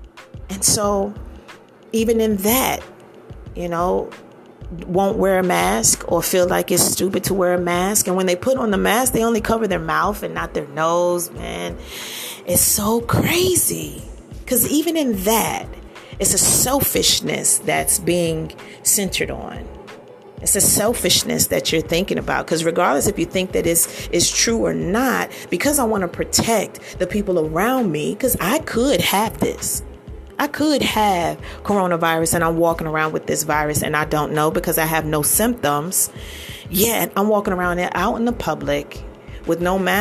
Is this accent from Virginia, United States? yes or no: yes; Northern Virginia / Washington D.C. area, United States; moved away; also born or lived in Maryland; I'm from the Northern Virginia area, D.C. area, Maryland area. Grew up in that area, and is home.